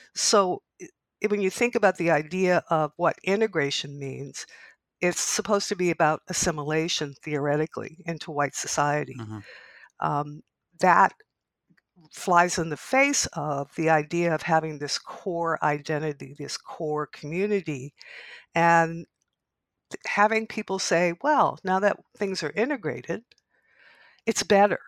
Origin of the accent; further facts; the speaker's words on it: Canada; somebody who's been in this country for a long time and as a Canadian